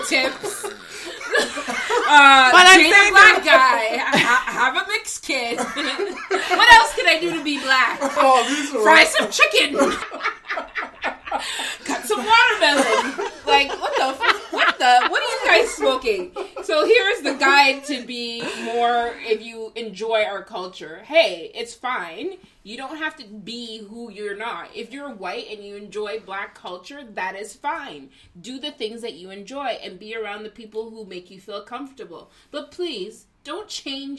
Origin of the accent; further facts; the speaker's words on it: Toronto, Ontario, Canada; I am first generation Canadian